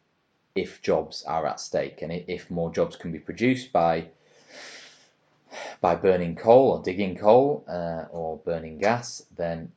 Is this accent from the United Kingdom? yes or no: yes; England, United Kingdom; as an English person